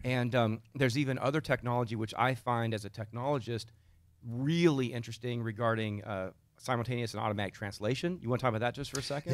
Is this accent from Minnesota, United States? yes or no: no; Texas, United States; accent: Texan